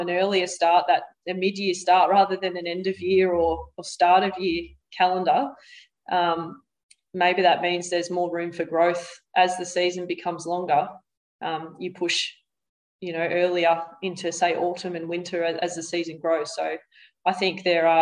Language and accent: English; Victoria, Australia; moved away as an adult; now in Brisbane, Australia; growing up in Victoria and living in Victoria for the first 31 or 32 years of my life